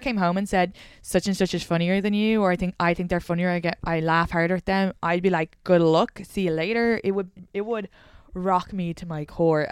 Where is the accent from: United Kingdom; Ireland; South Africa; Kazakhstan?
Ireland; moved away; I'm from the Republic of Ireland